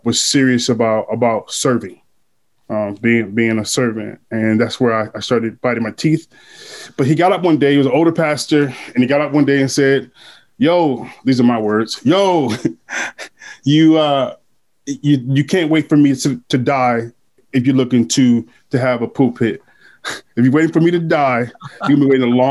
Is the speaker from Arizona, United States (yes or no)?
no; Grand Rapids, Michigan, United States; also born or lived in Detroit; I was raised in Grand Rapids. I was born in Grand Rapids. I became a man in Detroit